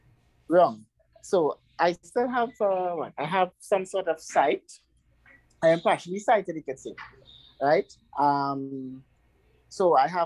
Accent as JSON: {"language": "English", "country": "Trinidad & Tobago", "said": "I'm 28 years of age. You know, I am from Trinidad, the beautiful island of Trinidad and Tobago."}